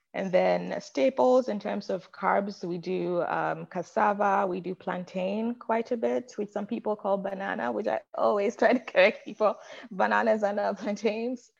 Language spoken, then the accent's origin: English; Accra, Greater Accra, Ghana; moved away as an adult; now in United States; I was born and raised in Ghana in West Africa. And I don't think I grew up sort of um, what I thought was normal, right? Grew up in a bustling city of Accra